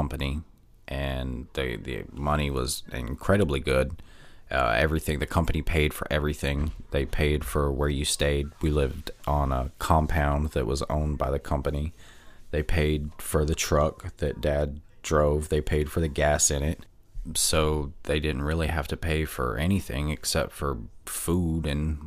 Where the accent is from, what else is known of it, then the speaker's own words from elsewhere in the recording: Pensacola, Florida, United States; I was born in Pensacola, Florida, at Sacred Heart Hospital